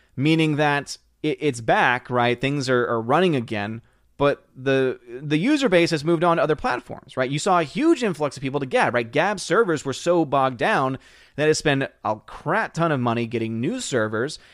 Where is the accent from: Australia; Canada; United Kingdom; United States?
United States; New Orleans, Louisiana; also born or lived in Metairie; born and raised in New Orleans